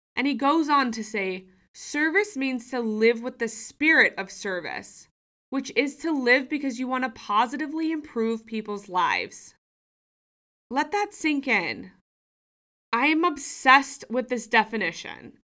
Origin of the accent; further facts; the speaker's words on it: Sydney, New South Wales, Australia; moved away as an adult; also born or lived in United States; I've moved home from the U S back to my hometown of Sydney, Australia